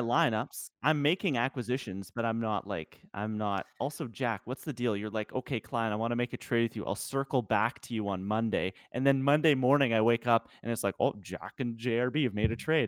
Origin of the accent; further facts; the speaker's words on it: Western Canada, Canada; the western part of Canada